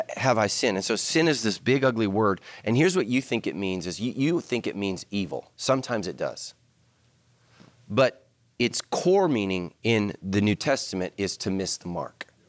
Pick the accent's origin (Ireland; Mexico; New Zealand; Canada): Ireland; We're Irish.